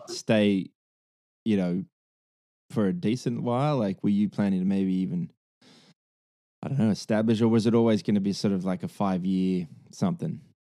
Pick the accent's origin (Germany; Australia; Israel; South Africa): Australia; Hunter Valley, New South Wales; also born or lived in London; the Hunter, the Hunter Valley